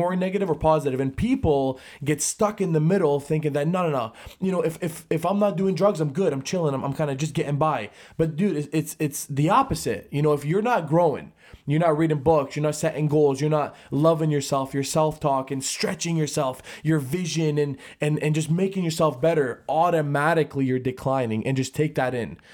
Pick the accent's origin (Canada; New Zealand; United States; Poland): Canada; Brantford, Ontario; we're from Brantford, hundred thousand population